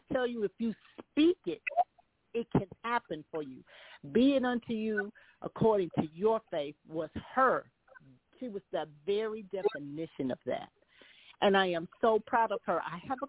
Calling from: Charlotte, North Carolina, United States; I'm from Charlotte, North Carolina

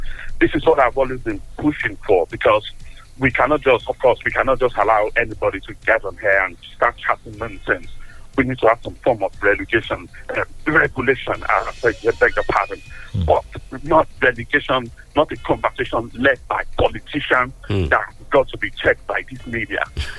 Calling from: London, United Kingdom; I'm calling from Tottenham.

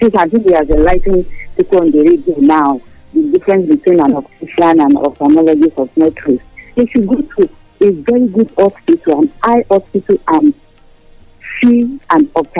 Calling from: Lagos, Nigeria; from Marina, Lagos.

